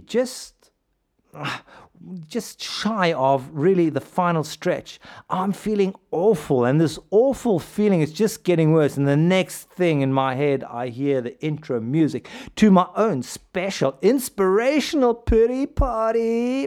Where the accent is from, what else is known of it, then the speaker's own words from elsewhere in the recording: South Africa; South Africa, my home country